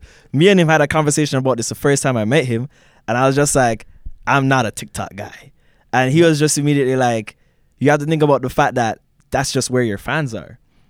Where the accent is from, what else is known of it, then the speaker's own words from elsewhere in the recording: Jamaica; now in London, California, United States; growing up in Jamaica and coming here. First time we saw snow, living in London, Ontario.